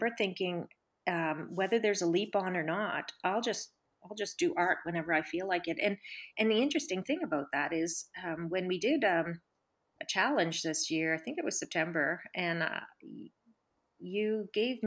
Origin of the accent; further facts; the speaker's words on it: Cape Breton, Nova Scotia, Canada; also born or lived in Caribbean; I grew up on two beautiful islands, actually, one in the Caribbean, and then we moved to Cape Breton, the other beautiful island, when I was 10.